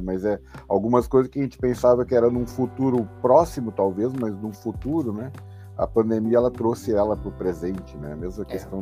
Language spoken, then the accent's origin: Portuguese; Rio Grande do Sul, Brazil; fico muito feliz como gaúcho